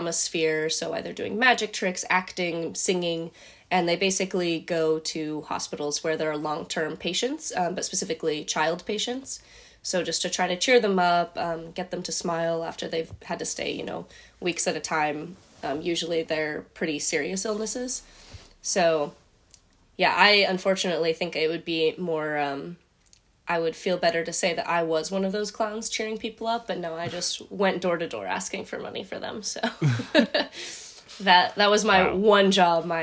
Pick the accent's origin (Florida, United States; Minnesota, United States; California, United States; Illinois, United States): California, United States; moved away as an adult; also born or lived in San Diego / Escondido; now in Sydney, Australia; I'm from California